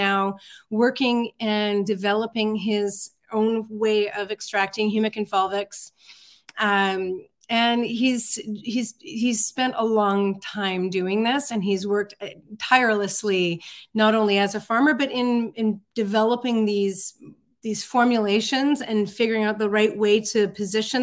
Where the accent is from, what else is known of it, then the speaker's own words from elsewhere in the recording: Vancouver Island, British Columbia, Canada; I grew up on Vancouver Island